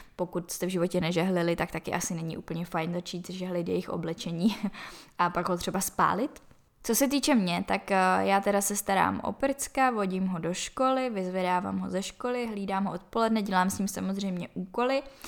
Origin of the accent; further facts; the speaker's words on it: Czechia; odkud jsem, že jsem z České republiky